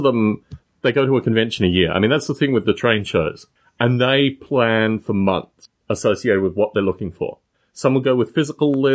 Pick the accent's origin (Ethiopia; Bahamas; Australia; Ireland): Australia; Canberra, Australian Capital Territory; also born or lived in Adelaide / United Kingdom; now in California, United States; my hometown of Canberra, not Adelaide, but where I actually grew up for most of my childhood life.